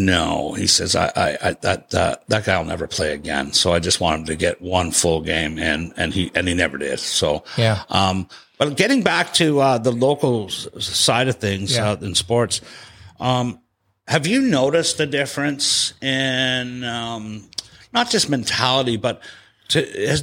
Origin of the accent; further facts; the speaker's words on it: Toronto, Ontario, Canada; moved away; my hometown